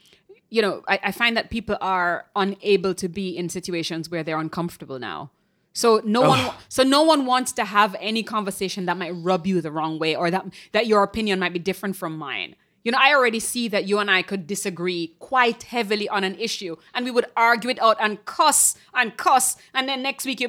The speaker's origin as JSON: {"language": "English", "country": "Jamaica", "moved": "yes", "said": "When I came here from Jamaica, and people would do this like slightly pressed, pursed lip that kind of looks like a smile"}